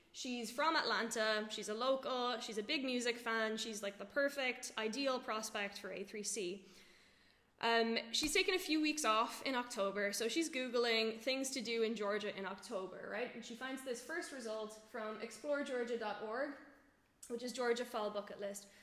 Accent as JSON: {"language": "English", "country": "Ireland", "moved": "as an adult", "lives_now": "Berlin, Germany", "said": "I'm from Ireland originally, live in Berlin now for two years"}